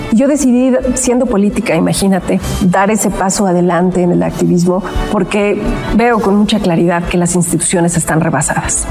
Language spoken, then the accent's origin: Spanish; Ecatepec, State of Mexico, Mexico; Yo vengo de Catepec, el oriente del estado